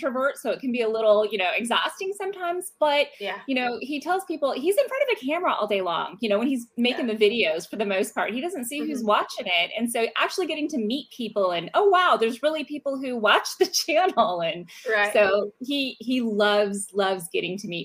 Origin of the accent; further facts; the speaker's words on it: Richmond, California, United States; moved away as an adult; I grew up in Northern California in the San Francisco Bay Area, a little town or a little big town called Richmond